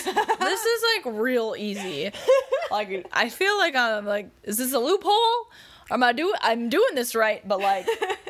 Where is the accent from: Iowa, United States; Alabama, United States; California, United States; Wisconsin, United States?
Wisconsin, United States; I call them bubblers because I'm from Wisconsin